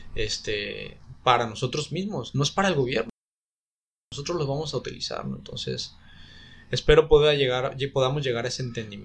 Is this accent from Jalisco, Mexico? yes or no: yes; Guadalajara, Jalisco, Mexico; also born or lived in Oaxaca; now in Puerto Vallarta, Mexico; yo nací en Guadalajara, este, en una situación de, este, complicada, escasos recursos, violencia intrafamiliar